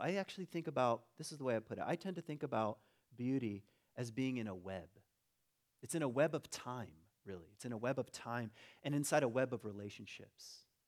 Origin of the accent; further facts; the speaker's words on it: Michigan, United States; also born or lived in Virginia; I was born in Virginia, lived in Michigan